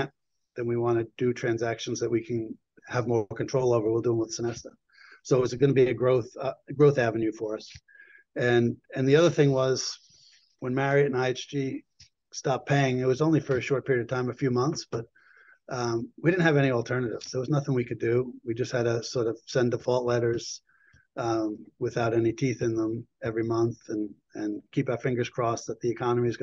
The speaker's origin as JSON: {"language": "English", "region": "New York", "country": "United States", "also_born_or_lived": "Boston", "moved": "as an adult", "said": "I'm originally a New Yorker"}